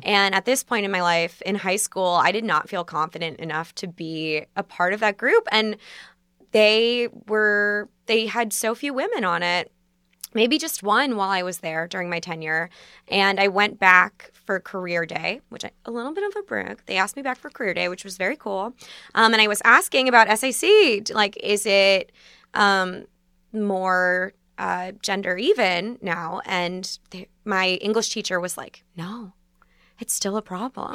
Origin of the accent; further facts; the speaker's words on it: Basking Ridge, New Jersey, United States; now in New York, United States; I'm from Basking Ridge